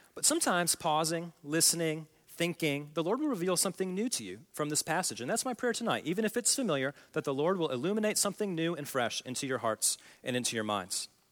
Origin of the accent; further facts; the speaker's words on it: Oklahoma, United States; I come from Oklahoma